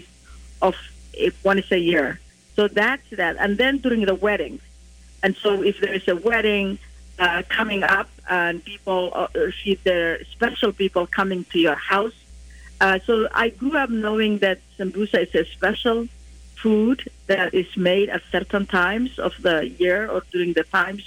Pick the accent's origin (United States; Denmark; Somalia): Somalia; moved away; growing up in Somalia, sambusas are, as you described, savory in our culture